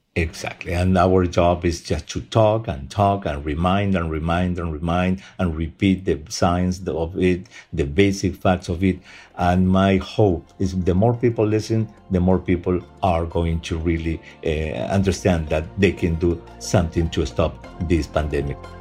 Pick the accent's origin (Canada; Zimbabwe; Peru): Peru; moved away; Peru, at least, which is my home country